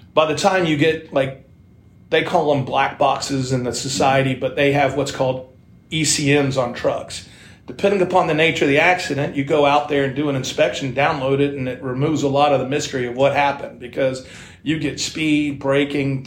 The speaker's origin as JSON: {"language": "English", "town": "Dallas", "region": "Texas", "country": "United States", "tie": "born or raised there", "said": "I grew up in Dallas, Texas"}